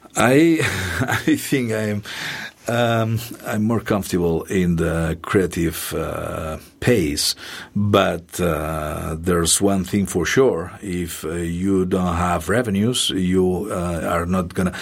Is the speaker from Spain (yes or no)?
yes; Catalonia, Spain; English is a second language; moved away as an adult; also born or lived in Barcelona; now in Columbia, Missouri, United States; my hometown radio station